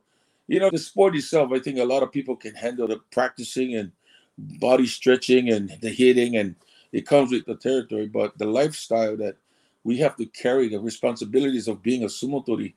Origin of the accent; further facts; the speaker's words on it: Hawaii, United States; first language Samoan; English is a second language; moved away as an adult; now in Japan; Born and raised in Hawaii.